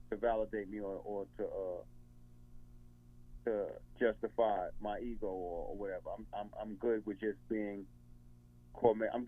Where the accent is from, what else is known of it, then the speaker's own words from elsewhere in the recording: New York, United States; I guess it's a mentality from being a New Yorker, and I guess we reflect that New York mentality.